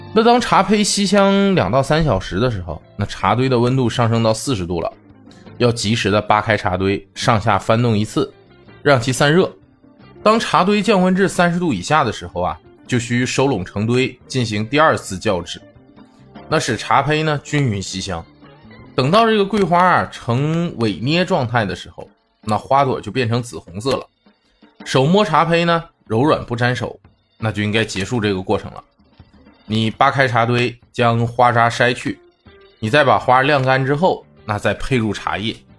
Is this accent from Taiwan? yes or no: no; Northeast China, China; moved away as an adult; now in Chongqing, China; 作为一个北方人呢，上大学前都在东北生活